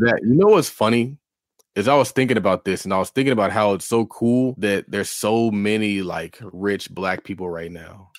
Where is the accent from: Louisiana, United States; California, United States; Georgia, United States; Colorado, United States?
California, United States; I'm from California